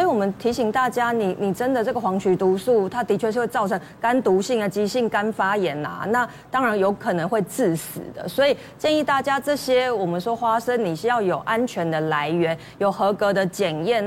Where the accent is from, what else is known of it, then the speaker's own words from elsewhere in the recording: Taiwan; 其实台湾人可能真的是压力啊